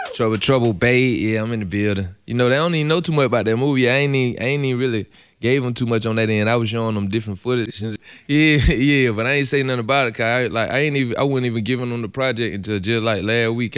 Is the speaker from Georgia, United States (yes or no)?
yes; Atlanta, Georgia, United States; I'm from Edgewood, Edgewood. I'm from the hood, Edgewood.